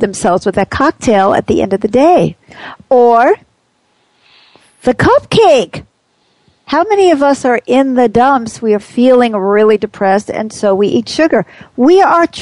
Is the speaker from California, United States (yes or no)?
no; New York City, New York, United States; we had uneven streets where I grew up in Queens